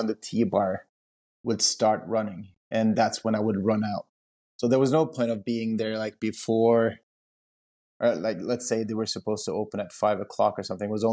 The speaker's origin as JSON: {"language": "English", "town": "Lommedalen", "region": "Viken", "country": "Norway", "tie": "born or raised there", "said": "It's called Lommedalen, meaning pocket valley. It's also about 45 minutes outside of Oslo."}